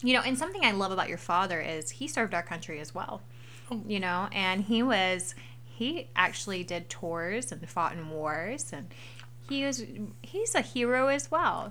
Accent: the South, United States; I was raised in the South

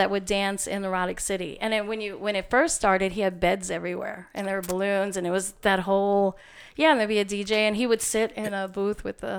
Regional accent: Queens, New York, United States; You're like, I'm this girl from Queens, and what does … want with me?

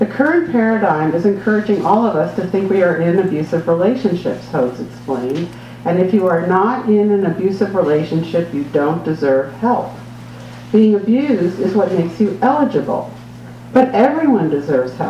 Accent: New York City, New York, United States; I was born in 1958 in New York City

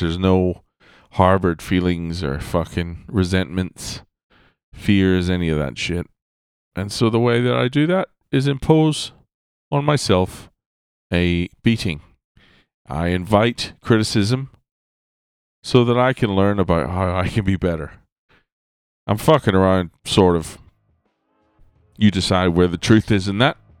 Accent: Ireland; I was born in Ireland in the northern hemisphere

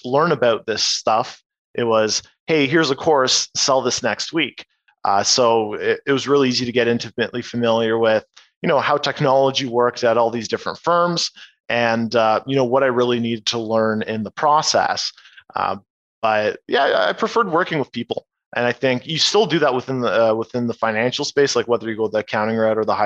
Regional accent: Oshawa, Ontario, Canada; also born or lived in Kitchener; now in Toronto, Canada; I was born in Oshawa. Now I've been in Toronto for a good few years

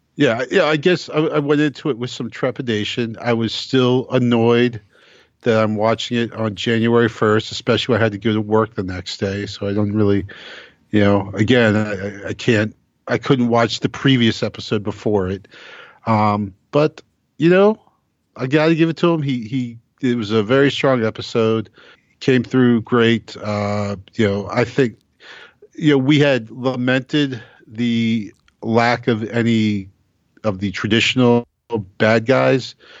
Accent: United States; as an American

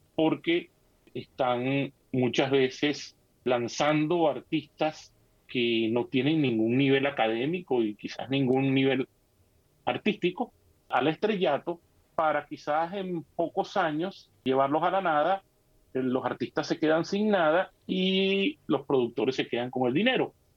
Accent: Venezuela; moved away as an adult; allá en, en nuestro país, eh, Venezuela

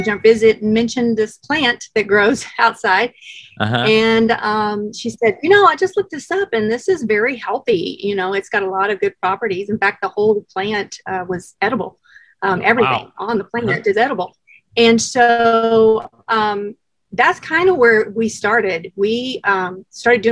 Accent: Colorado, United States; we're both from Colorado

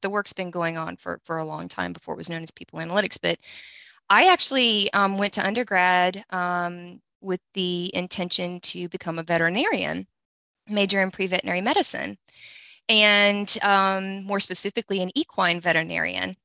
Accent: Louisiana, United States; we're both from Louisiana

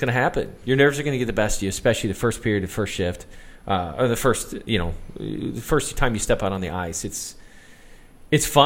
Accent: Chicago, Illinois, United States; moved away

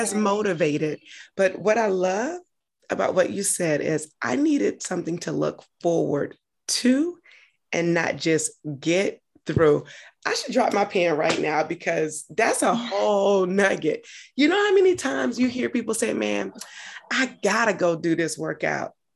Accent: Augusta, Georgia, United States; moved away as an adult; also born or lived in Atlanta, Georgia; now in Washington, DC, United States; I'm from Georgia, lived in Atlanta, from Augusta originally, but lived in Atlanta prior to moving to DC, where I currently am

